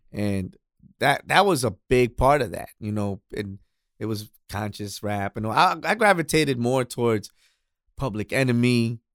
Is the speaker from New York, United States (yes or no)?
yes; New York City, New York, United States; I was actually born and raised in Queens